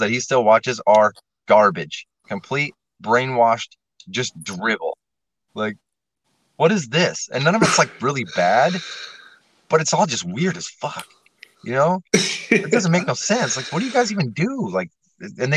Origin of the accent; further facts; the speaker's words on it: Nebraska, United States; the Carpenters Union in my hometown in Nebraska